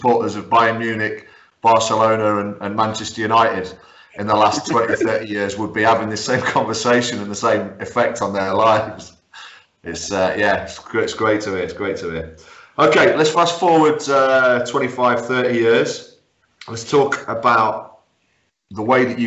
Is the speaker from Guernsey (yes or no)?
yes; Guernsey; I grew up in Guernsey